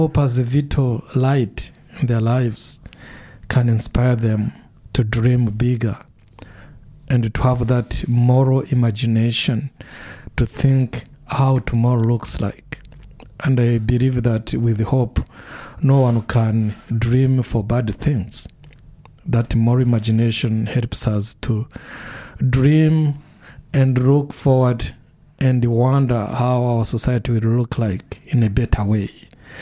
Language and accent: English; Rwanda; also born or lived in Washington, D.C.; now in Dunedin, New Zealand; I was born in Rwanda, and I witnessed the whole genocide and killings and massacres, and my own family was affected